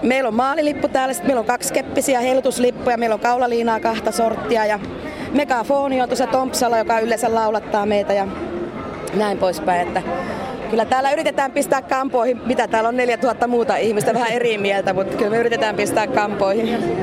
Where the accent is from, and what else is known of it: Oulu, North Ostrobothnia, Finland; now in Helsinki metropolitan area, Finland